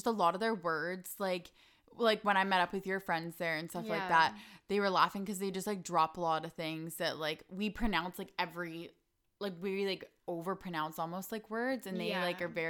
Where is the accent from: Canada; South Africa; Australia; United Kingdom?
Canada; they would always say the States and I'm like, actually Canada, just like New Zealand